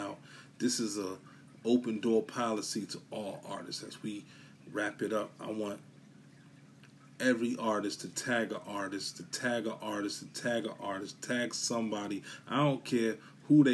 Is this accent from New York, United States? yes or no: yes; New York City, New York, United States; I come from Brooklyn, Bushwick